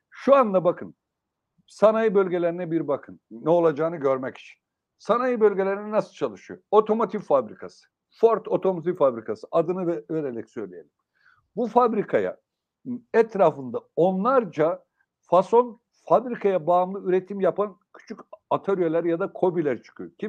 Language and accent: Turkish; Sivas, Sivas Province, Turkey; Daha çarpıcı bir örneğini ben Sivaslıyım biliyorsunuz Yayla'da.